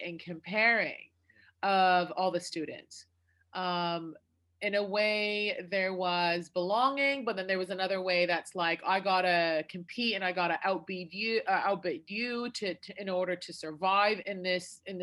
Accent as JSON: {"language": "English", "town": "Detroit", "region": "Michigan", "country": "United States", "tie": "born or raised there", "also_born_or_lived": "Iraq", "said": "I grew up in near Detroit, Michigan."}